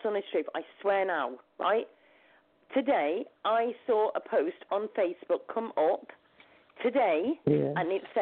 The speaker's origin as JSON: {"language": "English", "country": "United Kingdom", "also_born_or_lived": "Lancashire", "said": "I'm actually from the UK. I'm actually in the UK."}